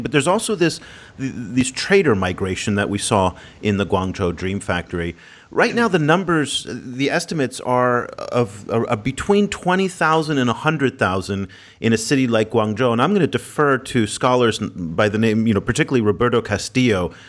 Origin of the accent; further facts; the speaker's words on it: Oakland, California, United States; my hometown in Oakland, California